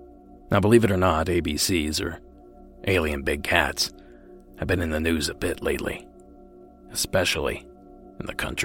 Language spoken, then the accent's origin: English; near Zanesville, Ohio, United States; born or raised there; now in California, United States